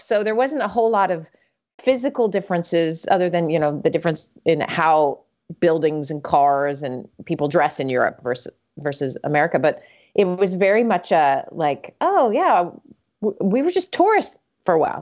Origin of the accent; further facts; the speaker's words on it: Salt Lake City, Utah, United States; moved away as an adult; also born or lived in Vermont / Atlanta, Georgia / Sweden; now in Minnesota, United States; I was born and raised in Salt Lake City